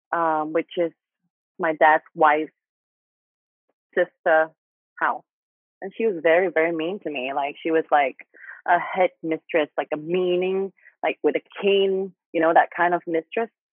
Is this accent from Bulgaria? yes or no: no; Thailand; accent: Thai; English is a second language; I still like have some Thai accents